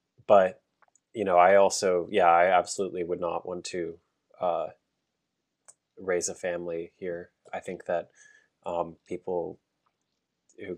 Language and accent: English; York County, Pennsylvania, United States; I grew up in Pennsylvania, in York County, Pennsylvania